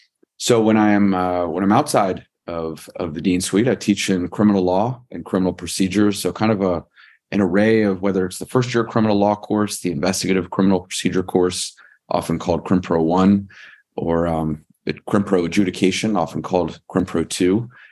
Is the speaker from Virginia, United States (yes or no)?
yes; Virginia, United States; I am originally from Northern Virginia.